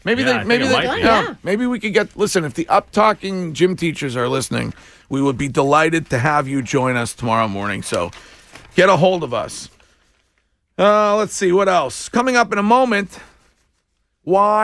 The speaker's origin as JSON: {"language": "English", "town": "Stow", "region": "Massachusetts", "country": "United States", "tie": "born or raised there", "said": "my hometown police department. That is Stowe"}